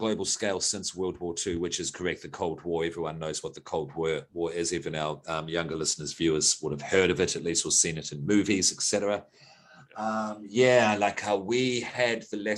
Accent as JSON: {"language": "English", "region": "West Coast", "country": "New Zealand", "tie": "born or raised there", "also_born_or_lived": "Australia", "said": "I am Australian, but I grew up in New Zealand. So in 1984, I was certainly in New Zealand. And I was in rural New Zealand."}